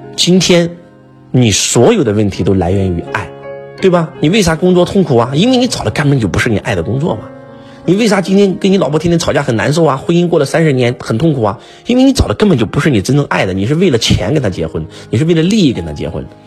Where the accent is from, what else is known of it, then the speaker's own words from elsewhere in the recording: China; 我们中国人